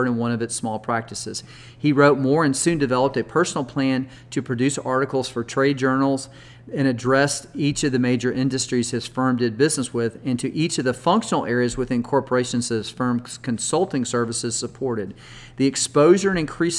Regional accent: Texas, United States; I'm from Texas and we never get snow here

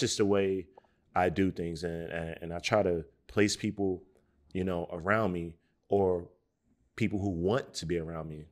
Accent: Newark, New Jersey, United States; growing up in Newark, New Jersey, and the eighties and the early nineties

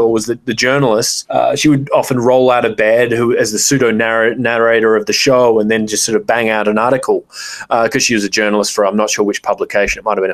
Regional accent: Australia; growing up in Australia

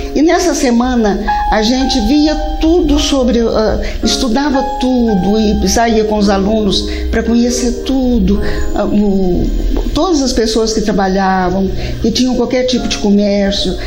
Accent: Capinópolis, Minas Gerais, Brazil; Nasci aqui em Capinópolis

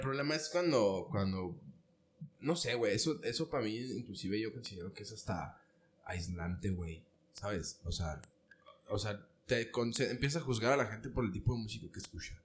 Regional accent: Ciudad Juárez, Chihuahua, Mexico; nací en Ciudad Juárez

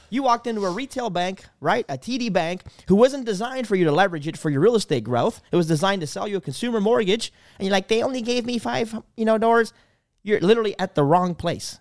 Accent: Canada; I'm from Canada

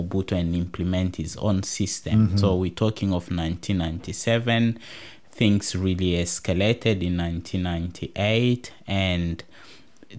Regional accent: DR Congo; now in Tasmania, Australia; we do come from the same province.

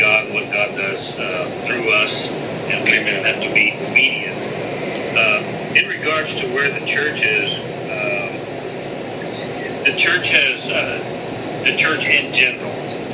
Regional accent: San Antonio, Texas, United States; I was born and raised in San Antonio, Texas, and I pastored a church there

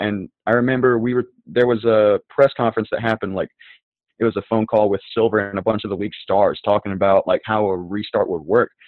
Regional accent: North Carolina, United States; I'm from the South. I'm from North Carolina

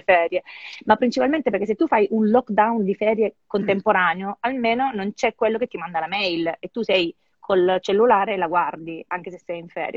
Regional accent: Sicily, Italy; now in Milan, Italy; da buona siciliana

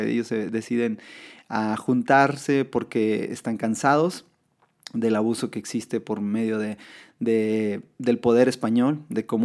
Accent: Mexico; como mexicanos celebramos este, este día

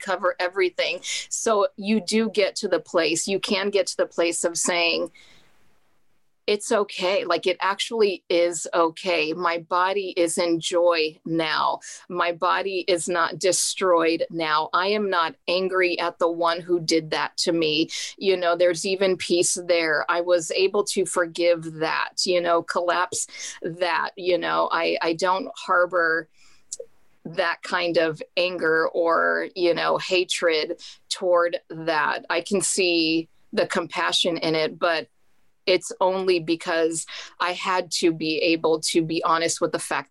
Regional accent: Mexico; I'm from Mexico

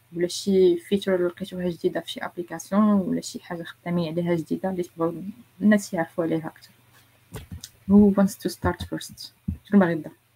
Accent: Morocco; عندنا في المغرب

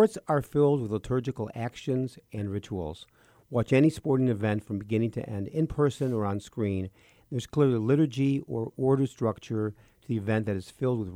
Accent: Chicago, Illinois, United States; I was born in Chicago

